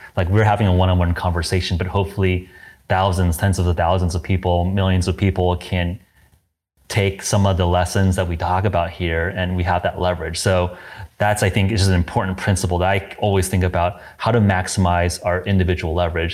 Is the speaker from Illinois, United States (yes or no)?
no; Southern California, United States; I grew up in Southern California